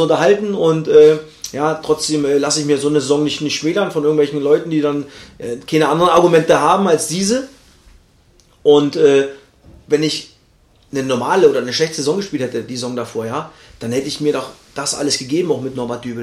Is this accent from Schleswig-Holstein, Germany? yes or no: no; Cottbus, Brandenburg, Germany; moved away; von meinem Heimatverein äh, äh, oder von meiner Heimatstadt, von dem Verein wo ich auch viele Jahre vorher schon gespielt habe